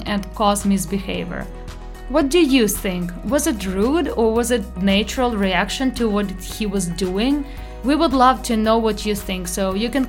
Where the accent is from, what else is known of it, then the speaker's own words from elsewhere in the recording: Ukraine; We are from Ukraine.